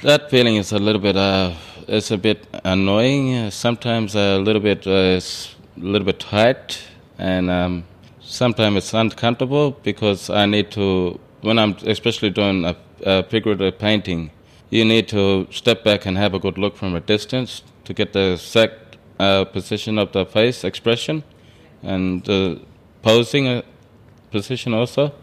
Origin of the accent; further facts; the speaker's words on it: Alice Springs, Northern Territory, Australia; also born or lived in Hermannsburg / Perth; now in Indulkana, Australia; where I'm originally from, Hemispeg and Alice Springs. I was born in Alice Springs